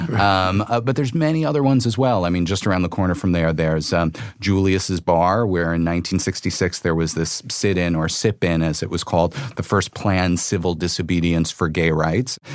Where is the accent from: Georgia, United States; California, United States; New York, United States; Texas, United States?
New York, United States; New York City; I grew up in the Bronx